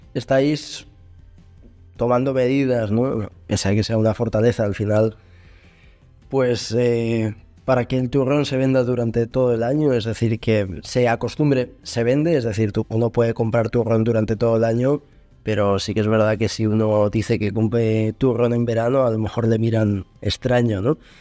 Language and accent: Spanish; León, Castile and León, Spain; yo soy de León